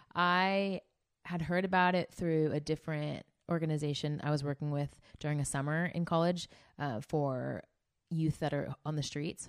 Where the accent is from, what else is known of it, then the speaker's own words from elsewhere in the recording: Bay Area, California, United States; moved away as an adult; also born or lived in Santa Barbara; now in Orange County, United States; I'm from the Bay Area.